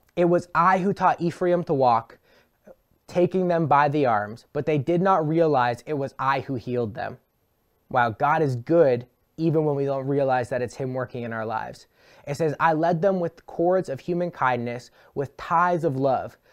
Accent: Brantford, Ontario, Canada; my hometown of Brantford

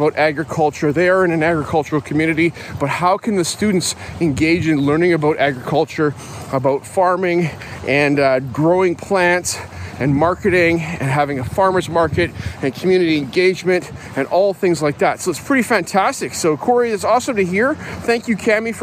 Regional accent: Canada; I'm a Canadian kid, grew up here

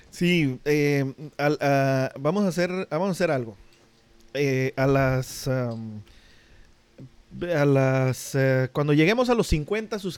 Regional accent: Tijuana, Baja California, Mexico; vengo de Tijuana.

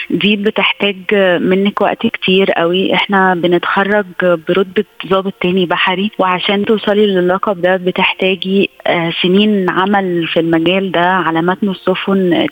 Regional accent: Egypt; من مصر وهذه قصتي

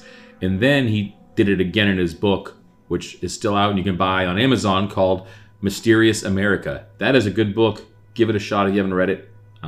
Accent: southern New Hampshire, United States; moved away; I was born in New Englander. I'm from southern New Hampshire, right next to the border of Massachusetts.

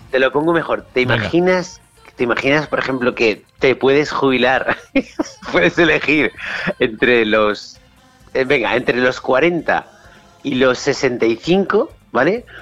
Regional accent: Spain; en España somos españoles

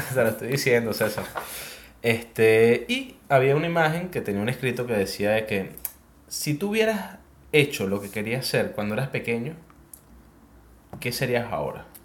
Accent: Venezuela; now in Chile; el promedio de vida que hay en Venezuela, nosotros somos venezolanos, es muy distinto al promedio de vida que hay acá en Chile.

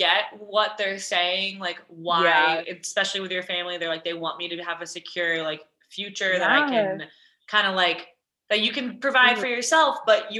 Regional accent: Westwood, Massachusetts, United States; moved away as an adult; now in Colorado, United States; Oh, same in Westwood.

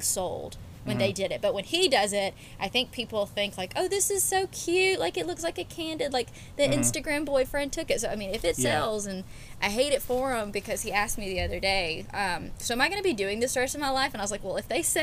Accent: Auburn, Alabama, United States; I grew up in Auburn, Alabama. I've been here since I was 5 years old

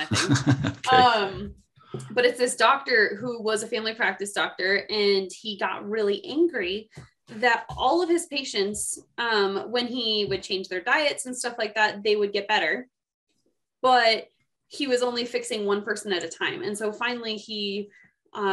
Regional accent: Seattle, Washington, United States; moved away as an adult; also born or lived in Colorado; now in Idaho Falls, United States; I come from Seattle.

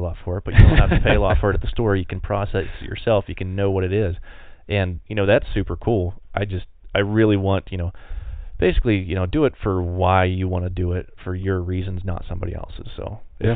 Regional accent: Pennsylvania, United States; now in Montana, United States; originally growing up in Pennsylvania, it was super cool

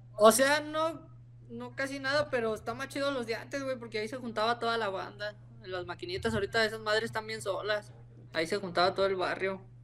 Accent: Salamanca, Guanajuato, Mexico; moved away; De donde vengo, la neta, estoy orgulloso de donde vengo, de Salamanca

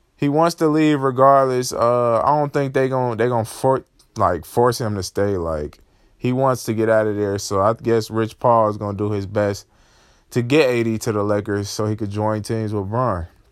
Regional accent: Chicago, Illinois, United States; I'm from Chicago

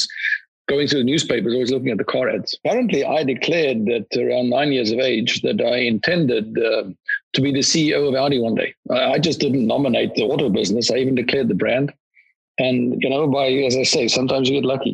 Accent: South Africa; moved away; I'm a South African national

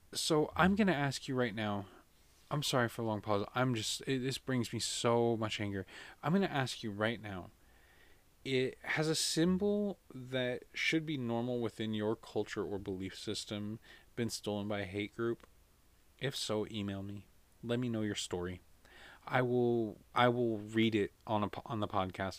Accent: United States; as an American

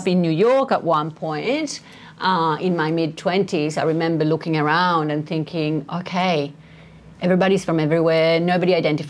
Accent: Perugia, Umbria, Italy; moved away; also born or lived in Sweden; I was born in Perugia, which is a fairly small town in the middle of Italy. Just picture olive trees and Etruscan walls.

